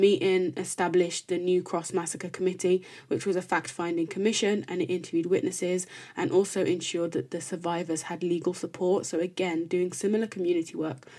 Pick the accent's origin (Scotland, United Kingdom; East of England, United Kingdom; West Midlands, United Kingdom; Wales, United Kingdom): West Midlands, United Kingdom; Birmingham; me growing up in Birmingham